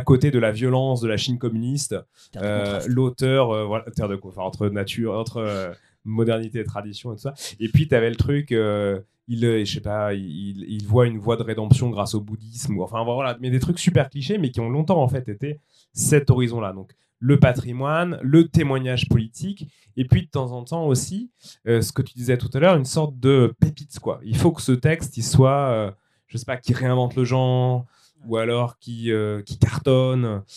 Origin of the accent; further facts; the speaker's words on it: France; je suis français